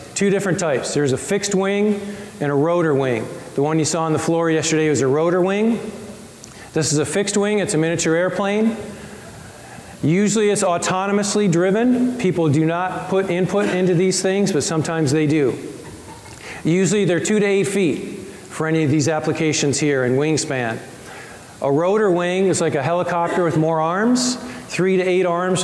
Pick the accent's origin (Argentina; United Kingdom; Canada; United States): United States; Colorado; I'm from Colorado